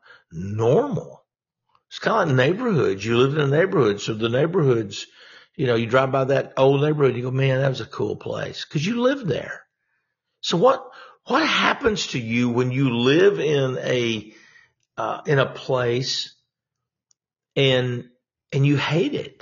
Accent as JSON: {"language": "English", "region": "Louisiana", "country": "United States", "tie": "born or raised there", "also_born_or_lived": "Texas", "moved": "yes", "lives_now": "Arkansas, United States", "said": "I'm from Louisiana"}